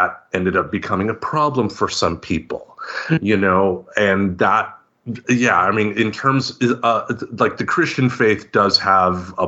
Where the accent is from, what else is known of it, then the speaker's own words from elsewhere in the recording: Grand Rapids, Michigan, United States; from my hometown, former President Gerald Ford